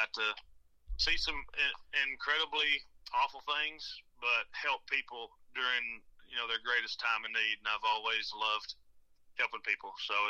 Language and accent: English; Ozark, Arkansas, United States; I'm from Ozark, Arkansas, Ozark. Home of the Hillbillies.